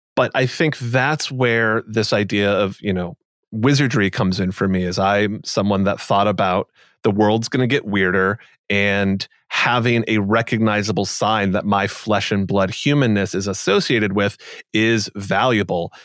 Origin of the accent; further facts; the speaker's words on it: United States; growing up as I did in the U S